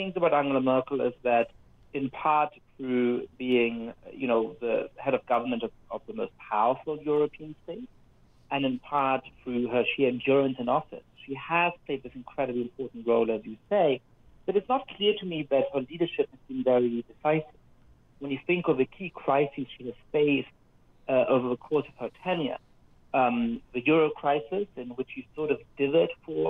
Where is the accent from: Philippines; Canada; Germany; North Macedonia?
Germany; born there; I was born in Germany in 1982, a few months after a man called Helmut Kohl became Chancellor of Germany